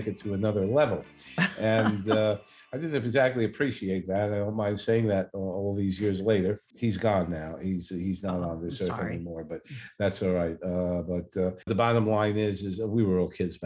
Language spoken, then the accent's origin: English; New York City, New York, United States; accent: New York, Brooklyn; I'm a Brooklyn native, first of all, and I'm sure you can all hear my New York accent, my Brooklyn accent.